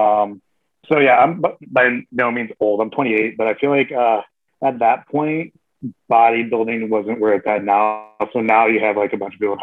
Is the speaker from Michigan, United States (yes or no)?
yes; Michigan, United States; I grew up in Michigan